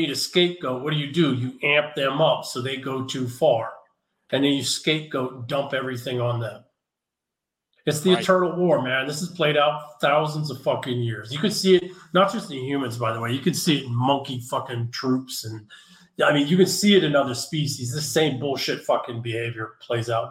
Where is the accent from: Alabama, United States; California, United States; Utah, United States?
California, United States; San Francisco; moved away as an adult; I just moved from San Francisco. Sadly, it breaks my heart to leave my hometown.